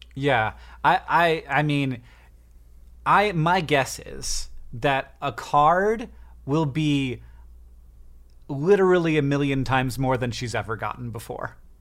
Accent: United States; I'm American

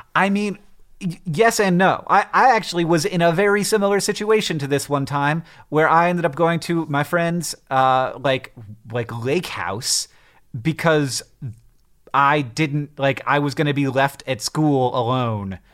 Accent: Florida, United States; now in Montana, United States; I grew up in Florida and then I moved to Montana

